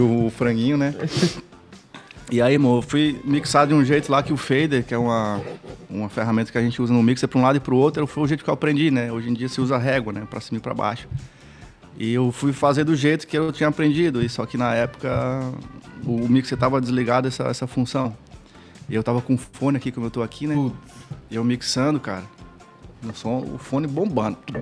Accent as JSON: {"language": "Portuguese", "region": "Northeast Region", "country": "Brazil", "also_born_or_lived": "Florianópolis, Brazil", "moved": "yes", "said": "eu vim do Nordeste"}